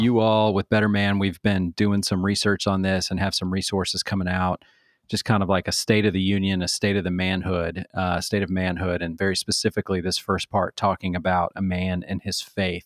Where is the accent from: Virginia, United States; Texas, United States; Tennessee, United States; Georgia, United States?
Virginia, United States; Manassas; growing up in Manassas, Virginia at the United Methodist Church